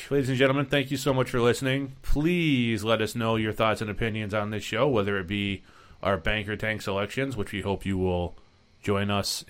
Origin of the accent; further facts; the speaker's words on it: New England, United States; I was born and raised in New England. Right. I can take the cold.